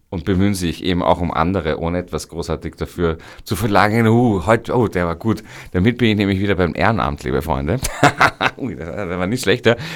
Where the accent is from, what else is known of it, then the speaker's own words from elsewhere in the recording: Vienna, Austria; Da sind wir Wiener schon wirklich äh, äh, das, das, das reizen wir aus